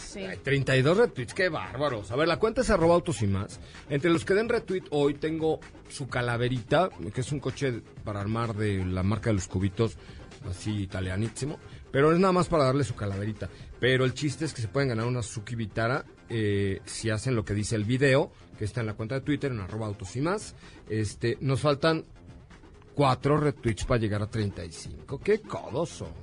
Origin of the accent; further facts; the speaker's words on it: Mexico; como mexicano